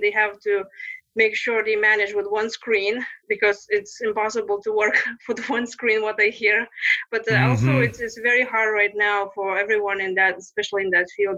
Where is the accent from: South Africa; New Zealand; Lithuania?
Lithuania; accent: Lithuanian; English is a second language; moved away as an adult; also born or lived in Texas; now in United States; my Lithuanian maiden name